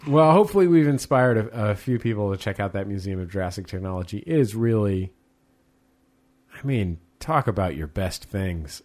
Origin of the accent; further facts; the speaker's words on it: San Francisco, California, United States; moved away as an adult; now in Los Angeles, United States; a native San Franciscan